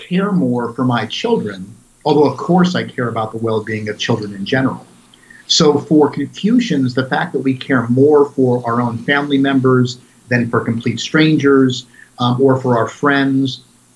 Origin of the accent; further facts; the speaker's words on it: United States; I'm a teacher, I'm an author, I'm an American